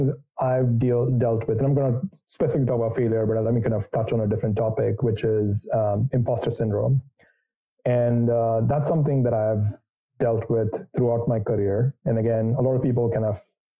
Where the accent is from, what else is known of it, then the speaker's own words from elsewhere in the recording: India; moved away; So I grew up in India. I was born and raised there.